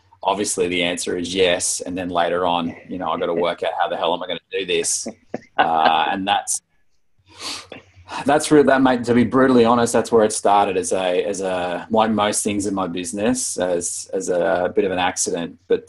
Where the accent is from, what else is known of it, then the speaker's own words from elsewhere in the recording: Brisbane, Queensland, Australia; also born or lived in Wollongong / Sydney; now in Melbourne, Australia; I was born in Brisbane and grew up in Brisbane until I was about 10, and then was in the Gong from 10 to 23. Sydney for about 3 or 4 years, and Melbourne for about 11 or 12 now.